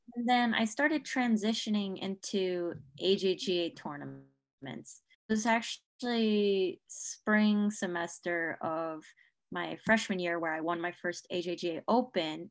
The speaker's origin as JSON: {"language": "English", "town": "Chapel Hill", "region": "North Carolina", "country": "United States", "lives_now": "Durham, United States", "said": "from Chapel Hill, North Carolina"}